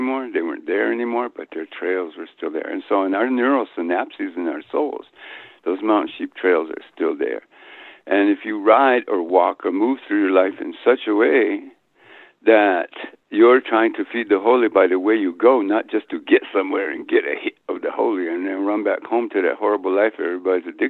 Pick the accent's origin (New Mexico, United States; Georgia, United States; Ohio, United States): New Mexico, United States; moved away as an adult; also born or lived in Guatemala; I was back in my homeland